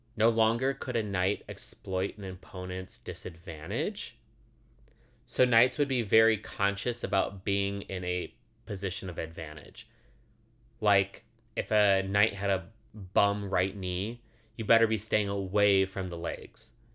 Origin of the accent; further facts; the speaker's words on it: suburbs of Chicago, Illinois, United States; the suburbs of Chicago, the house I grew up in.